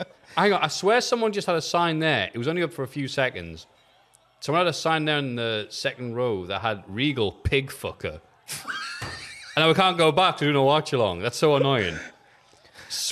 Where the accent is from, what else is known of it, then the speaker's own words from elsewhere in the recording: England, United Kingdom; I'm English